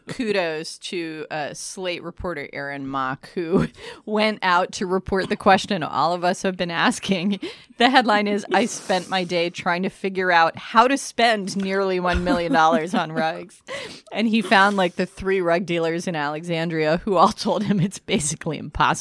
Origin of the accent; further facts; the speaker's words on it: Turkey; moved away; I was born in Turkey. I learned to bargain in Turkey